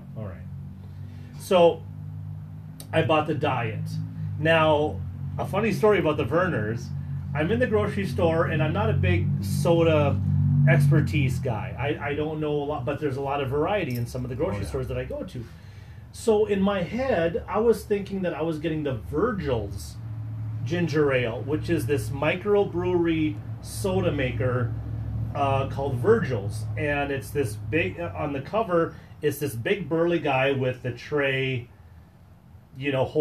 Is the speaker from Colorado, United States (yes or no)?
no; Wisconsin, United States; we are from Wisconsin